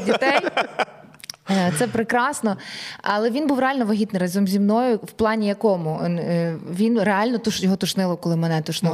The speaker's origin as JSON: {"language": "Ukrainian", "country": "Ukraine", "said": "ми з України, ми артисти"}